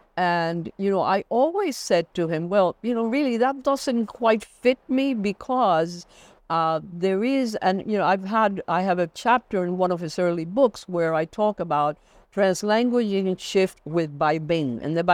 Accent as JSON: {"language": "English", "town": "New York City", "region": "New York", "country": "United States", "tie": "born or raised there", "also_born_or_lived": "Cuba", "said": "I was born in Cuba and came to the United States, to New York City with my family at the age of 11. So I grew up in a bilingual community. I grew up in a bilingual home."}